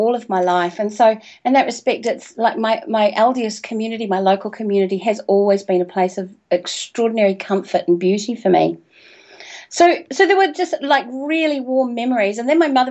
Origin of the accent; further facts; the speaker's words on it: New Zealand; also born or lived in Invercargill, New Zealand; I'm from New Zealand, by the way. I live in Christchurch, which is in the South Island